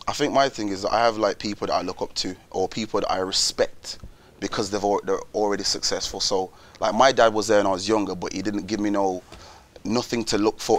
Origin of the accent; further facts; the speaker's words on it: Wolverhampton, West Midlands, United Kingdom; I'm from Wolverhampton when you come from a place like Wolves, it's so small, everyone knows each other.